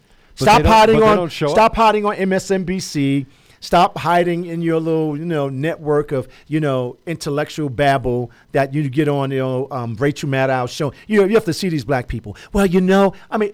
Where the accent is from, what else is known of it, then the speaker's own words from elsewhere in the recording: Newark, New Jersey, United States; my hometown in Newark